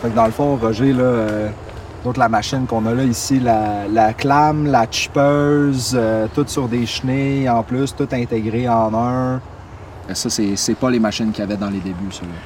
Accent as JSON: {"language": "French", "town": "Longueuil", "region": "Quebec", "country": "Canada", "tie": "born or raised there", "lives_now": "Brossard, Canada", "said": "je suis né à Longueuil, puis je vis à Brossard"}